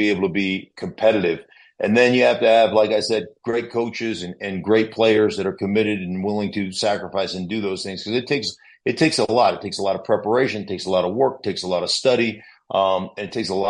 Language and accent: English; Alaska, United States; moved away as an adult; also born or lived in Idaho; I'm a kid from Alaska that didn't have a home